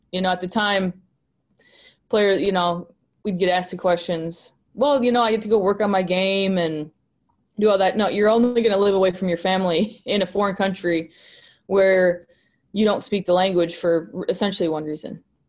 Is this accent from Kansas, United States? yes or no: yes; Hutchinson, Kansas, United States; I am from Hutch, so an hour away is a lot different than a 3-hour flight for my parents.